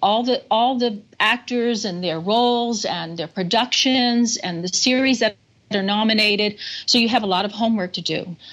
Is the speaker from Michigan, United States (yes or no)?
no; New Orleans, Louisiana, United States; now in New York, United States; I grew up with the funeral processions, and then the Cajun influence. And I'm Cajun French, so we're used to dancing to happy music.